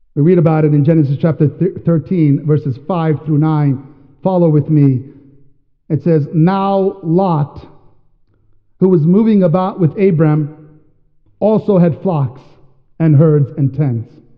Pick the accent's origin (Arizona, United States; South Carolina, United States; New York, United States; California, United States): New York, United States; also born or lived in Washington State; now in Washington, United States; I'm from New York